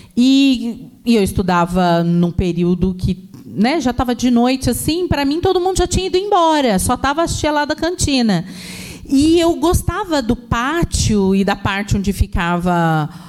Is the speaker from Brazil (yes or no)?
yes; Baixada Santista, São Paulo, Brazil; eu cresci ouvindo música de todo tipo, música música clássica, samba, né? Ainda mais que eu venho da Baixada Santista